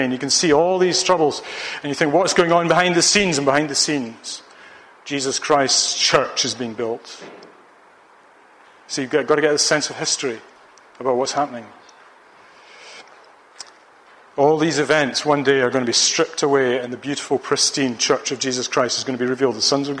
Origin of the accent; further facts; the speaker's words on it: Ayr, Scotland, United Kingdom; the football team of my hometown, Ayr United